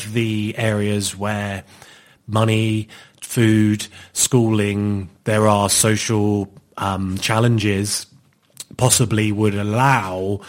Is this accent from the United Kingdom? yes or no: yes; Plymouth, South West England, United Kingdom; I grew up on the Ho.